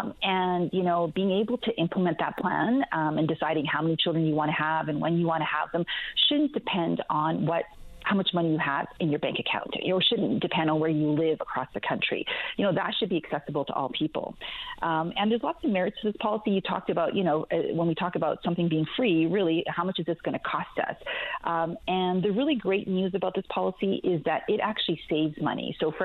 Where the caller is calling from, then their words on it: Calgary, Alberta, Canada; Yeah, it's a bit early here. I'm calling from Calgary, Alberta.